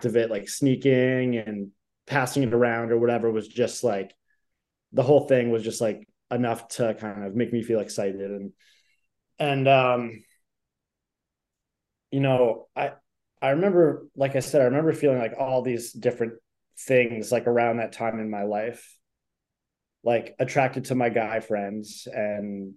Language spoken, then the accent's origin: English; New Hampshire, United States; moved away as an adult; also born or lived in Dorchester, Boston, Massachusetts; now in Boston, United States; I'm originally from New Hampshire. I've lived in Boston since 2014, mostly in Dorchester.